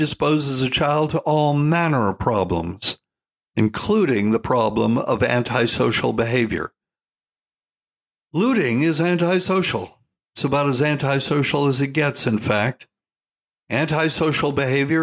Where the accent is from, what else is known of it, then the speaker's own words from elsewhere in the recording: Charleston, South Carolina, United States; I spent the first 7 years of my life in Charleston, South Carolina.